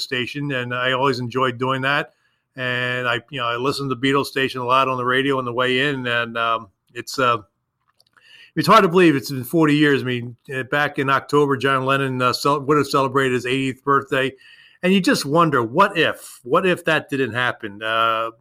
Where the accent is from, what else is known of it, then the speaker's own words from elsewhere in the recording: Philadelphia, Pennsylvania, United States; moved away; growing up in Philadelphia